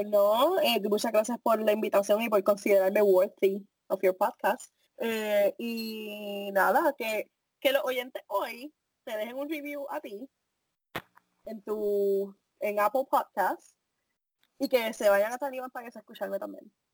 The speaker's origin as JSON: {"language": "Spanish", "country": "Puerto Rico", "moved": "yes", "said": "como muchos puertorriqueños"}